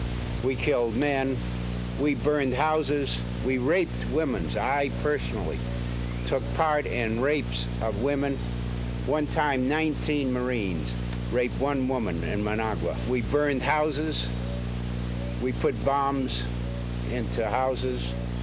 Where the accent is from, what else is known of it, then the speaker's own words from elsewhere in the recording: New York, United States; born there; I was born in New York in the United States of America of working class parents.